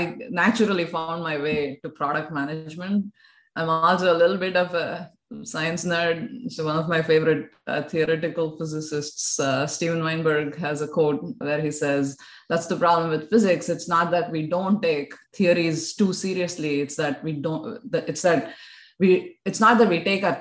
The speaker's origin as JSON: {"language": "English", "town": "Bangalore", "region": "Karnataka", "country": "India", "tie": "born or raised there", "also_born_or_lived": "United States", "moved": "as an adult", "lives_now": "Australia", "said": "I was born and brought up in Bangalore"}